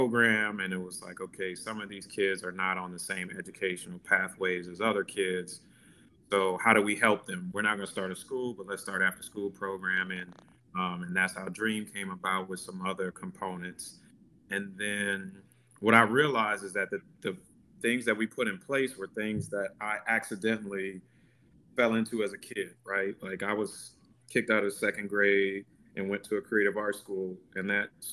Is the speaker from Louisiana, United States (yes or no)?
yes; New Orleans, Louisiana, United States; growing up in New Orleans and how we were raised